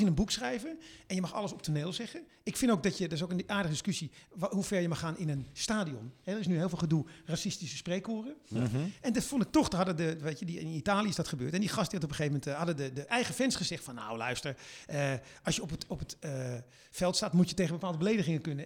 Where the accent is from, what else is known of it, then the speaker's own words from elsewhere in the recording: Netherlands; wij reageren anders